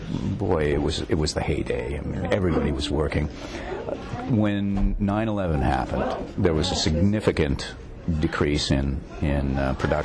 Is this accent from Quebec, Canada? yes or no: no; Toronto, Ontario, Canada; Toronto, and I trained in New York, Circle in the Square Theater School.